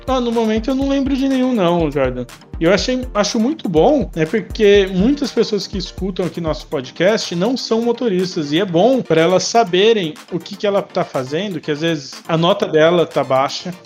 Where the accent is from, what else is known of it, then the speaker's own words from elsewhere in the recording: São José do Rio Preto, São Paulo, Brazil; Sou de São José do Rio Preto, aqui do interior